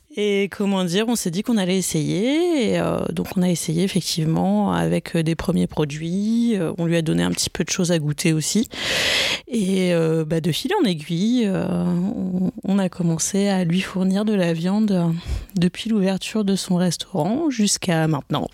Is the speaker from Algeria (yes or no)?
no; Brittany, France; moved away as an adult; je viens de Bretagne, mais j'ai passé longtemps ailleurs en France en études